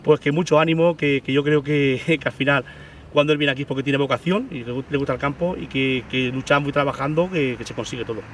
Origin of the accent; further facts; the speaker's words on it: Santiago de la Espada, Andalusia, Spain; mi pueblo, Santiago de la Espada